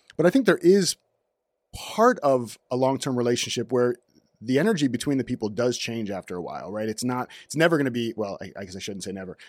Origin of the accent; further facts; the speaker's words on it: Orlando, Florida, United States; moved away as an adult; also born or lived in North Miami Beach / Raleigh, North Carolina; now in Los Angeles, United States; Originally from North Miami Beach, moved to Orlando when I was two, not by myself, like, the family moved to Orlando when I was two.